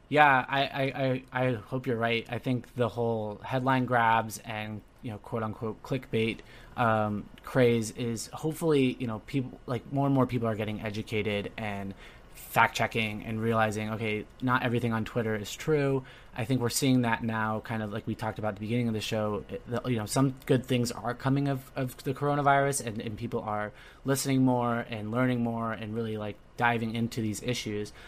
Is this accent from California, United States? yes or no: yes; Orange County, Southern California, United States; moved away as an adult; also born or lived in Providence; I'm originally, uh, born and raised in Southern California, Orange County area